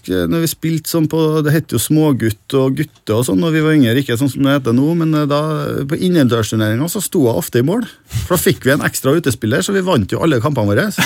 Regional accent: Trondheim, Trøndelag, Norway; Jeg vokste opp på Halset. Eh, Byåsen.

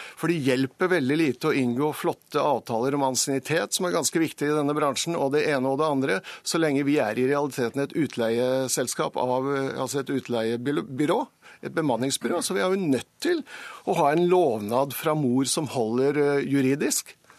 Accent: Vestfold, Norway; der jeg kommer fra, i Vestfold

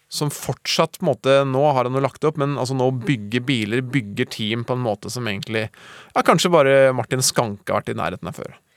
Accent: Norway; jeg er norsk

